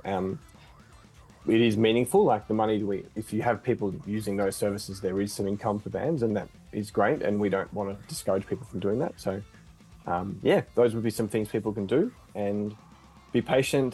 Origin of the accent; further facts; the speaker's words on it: Australia; we're from Australia